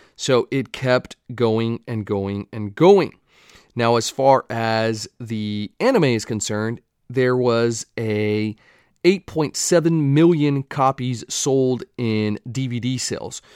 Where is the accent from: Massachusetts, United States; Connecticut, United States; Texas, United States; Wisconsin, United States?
Texas, United States; accent: Texan; I had a Texas jersey